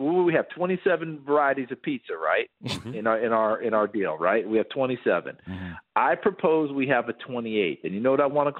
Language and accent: English; New York, United States; I grew up in New York State.